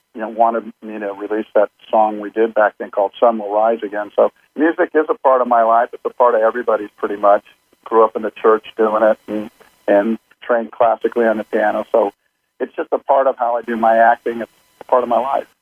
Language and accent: English; Compton, California, United States; I was born in Compton